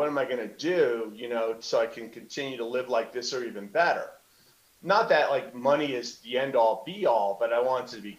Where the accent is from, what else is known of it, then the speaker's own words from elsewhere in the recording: New Jersey, United States; growing up in Jersey